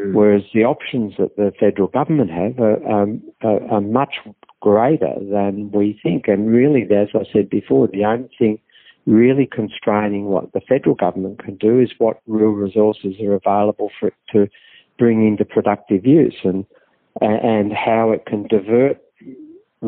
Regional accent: Victoria, Australia; I'm from Victoria

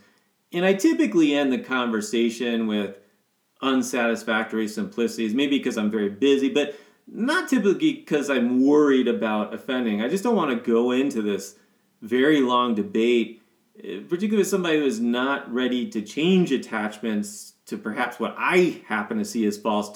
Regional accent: Ohio, United States; now in Colorado Springs, United States; the people that we grew up with in Ohio

